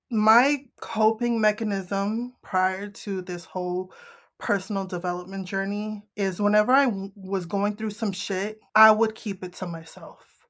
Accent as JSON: {"language": "English", "region": "Northeast", "country": "United States", "said": "I'm from the Northeast."}